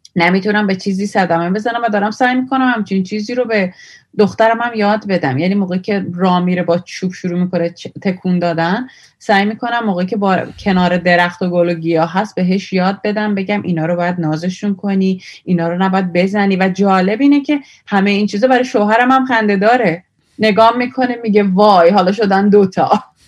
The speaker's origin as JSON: {"language": "Persian", "country": "Iran", "also_born_or_lived": "India", "moved": "yes", "said": "ایرانی هستم"}